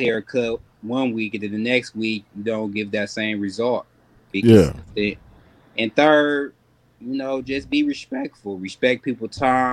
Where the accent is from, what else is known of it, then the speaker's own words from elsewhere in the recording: Milwaukee, Wisconsin, United States; now in North Hollywood, United States; I'm originally from Milwaukee, Wisconsin. I reside in California, North Hollywood, California right now